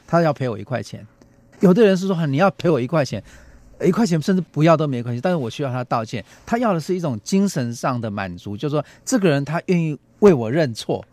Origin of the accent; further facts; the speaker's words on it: Taiwan; 对我们台湾人来说